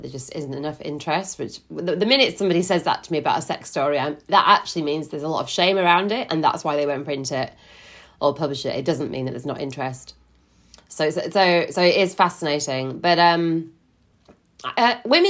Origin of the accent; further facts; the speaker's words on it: Yorkshire and the Humber, United Kingdom; now in London, United Kingdom; I live in London with my husband. I'm originally from West Yorkshire